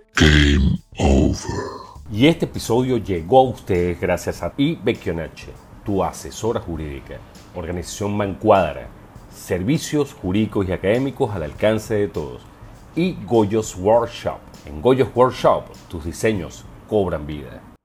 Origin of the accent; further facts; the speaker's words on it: Venezuela; como venezolano